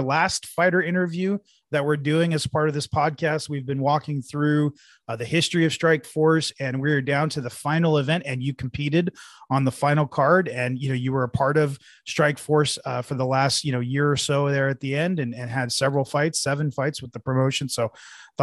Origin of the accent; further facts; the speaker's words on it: Bay Area, California, United States; I'm from the Bay Area. It was my home promotion.